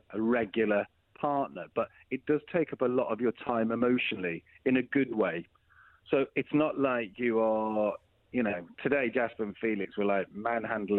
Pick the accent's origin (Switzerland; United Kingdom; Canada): United Kingdom; Wrexham, Wales; moved away as an adult; also born or lived in London; I moved away from Wrexham, North Wales, when I was pretty much 15 to film Children's Ward, came back, did A-levels, carried on filming. By the time I was 20, 21, I was living in London